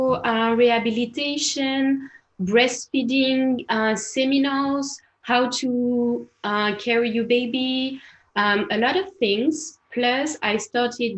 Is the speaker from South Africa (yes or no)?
no; France; accent: French; English is a second language; also born or lived in Barcelona, Spain; now in Paris, France; I'm French.